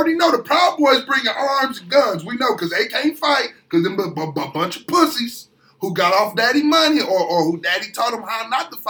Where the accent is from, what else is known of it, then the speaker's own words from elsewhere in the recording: Nebraska, United States; I'm a nigga from Nebraska